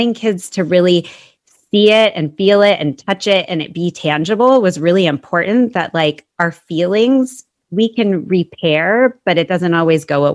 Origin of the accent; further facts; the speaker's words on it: Seattle, Washington, United States; also born or lived in Arizona; I grew up in the Seattle area, so I'm actually back there now